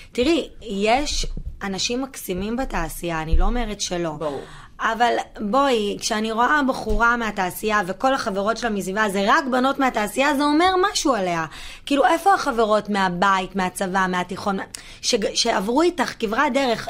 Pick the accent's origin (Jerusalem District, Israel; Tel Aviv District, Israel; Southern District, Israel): Tel Aviv District, Israel; Herzliya; גדלתי בהרצליה בשכונה קטנה